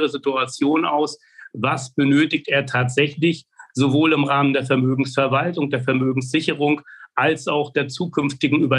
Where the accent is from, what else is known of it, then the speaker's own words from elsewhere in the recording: Mecklenburg-Vorpommern, Germany; Ich bin hier in Mecklenburg-Vorpommern aufgewachsen, habe die ersten zwei Lebensjahrzehnte hier verbringen dürfen